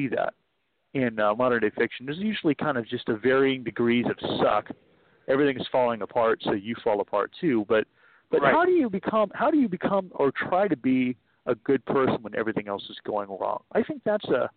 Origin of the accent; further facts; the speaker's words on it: East Bay, San Francisco Bay Area, California, United States; I was born in the East Bay, and I grew up there, and we still live there